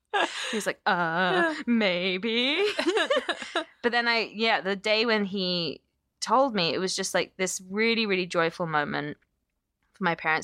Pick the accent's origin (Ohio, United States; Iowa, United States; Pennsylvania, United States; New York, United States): Pennsylvania, United States; Pittsburgh; moved away as an adult; now in California, United States; And you know, we moved to the States, and, you know, it's, and then I moved even further away. Like, yeah. I moved from Pittsburgh to California. My parents are still in Pittsburgh.